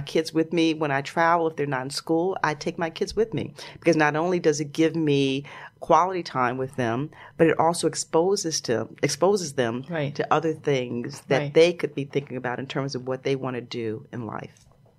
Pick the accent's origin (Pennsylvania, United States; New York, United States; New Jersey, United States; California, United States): New York, United States; I went to the makeup store to get my makeup done. And I told them I was from New York.